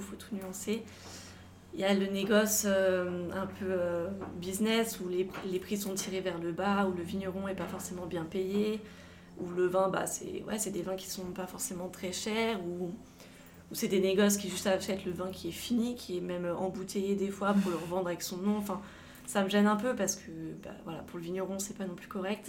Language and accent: French; Savoie, Auvergne-Rhône-Alpes, France; also born or lived in Grenoble / Avignon / Montpellier; J'habite euh, en Savoie, je suis originaire de Savoie. Euh, j'ai toute ma famille ici.